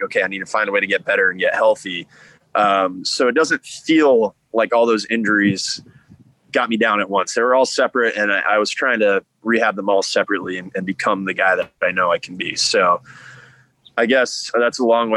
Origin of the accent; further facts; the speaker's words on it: The Woodlands, Texas, United States; also born or lived in Florida; I was born in Florida, moved to Texas when I was three